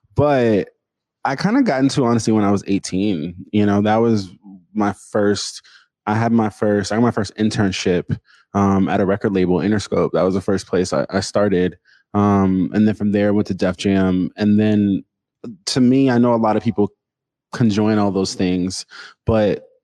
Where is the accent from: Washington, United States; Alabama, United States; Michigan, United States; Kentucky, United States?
Washington, United States; Seattle; I'm from Seattle. I went to Tabernacle.